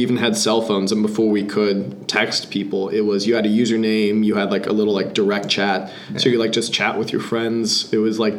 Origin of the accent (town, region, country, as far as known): United States; born or raised there